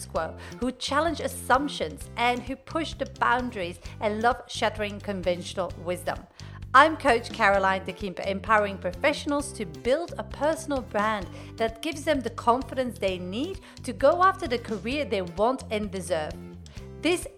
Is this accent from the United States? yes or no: no; Belgium; moved away as an adult; now in Australia; I'm originally from Belgium, came to Australia